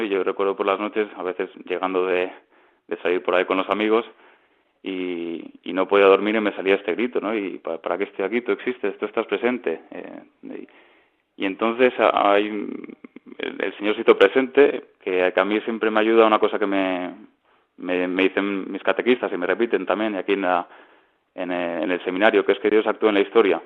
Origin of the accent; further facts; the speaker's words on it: Ibiza, Balearic Islands, Spain; moved away as an adult; now in Madrid, Spain; soy de Ibiza